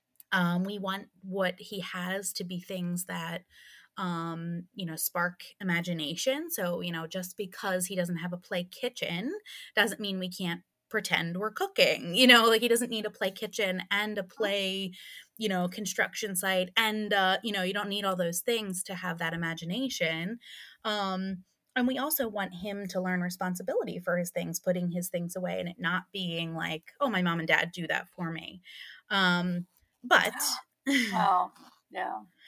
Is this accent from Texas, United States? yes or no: no; Pennsylvania, United States; I'm from Pennsylvania